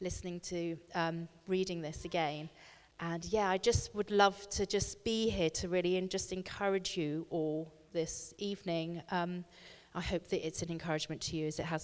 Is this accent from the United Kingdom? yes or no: yes; Bristol, South West England, United Kingdom; I come from Bristol, and live in a village kind of outside of Bristol